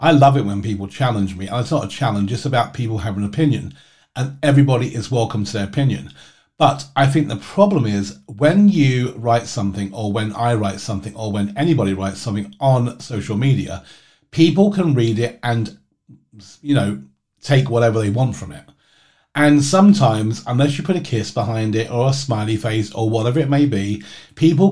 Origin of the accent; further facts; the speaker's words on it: England, United Kingdom; moved away as an adult; also born or lived in United States; when I moved back to England